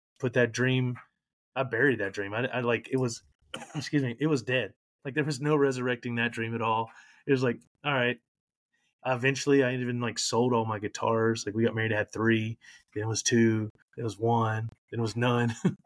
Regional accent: Louisiana, United States; now in Florida, United States; I'm originally from Louisiana

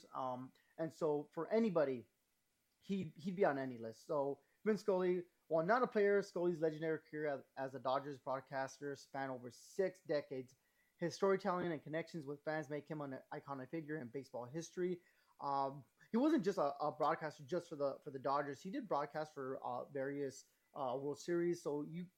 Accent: Los Angeles, California, United States; as a Latino growing up in Los Angeles

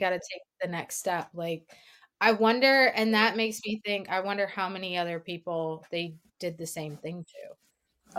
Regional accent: South Louisiana, United States; I am from South Louisiana

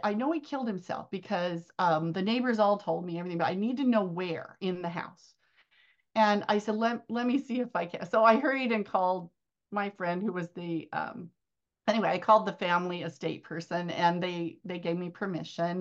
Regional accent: Arizona, United States; my hometown is here in Arizona

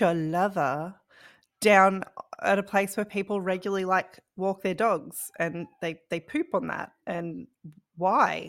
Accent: Australia; we're Australian

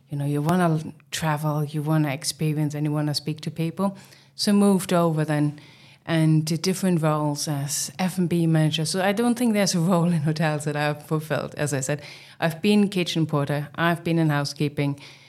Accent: East Germany, Germany; English is a second language; moved away; Yeah, I mean, I'm originally from Germany, from East Germany. And I think I started off as a kitchen porter back in the days as a teenager.

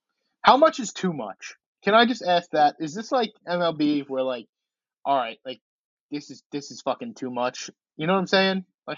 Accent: Memphis, Tennessee, United States; I'm from Memphis.

